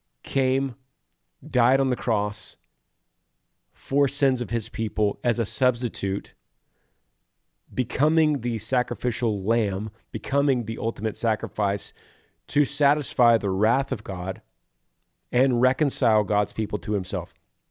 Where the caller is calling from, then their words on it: Greenville, Ohio, United States; Hey, Granger … I'm from Greenville, Ohio.